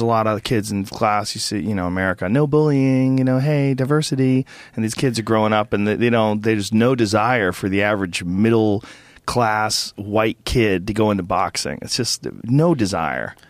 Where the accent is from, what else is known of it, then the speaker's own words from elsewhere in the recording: Newton, Massachusetts, United States; moved away; I grew up in Newton Upper Falls, Massachusetts, which is a small like, uh, suburb of Boston.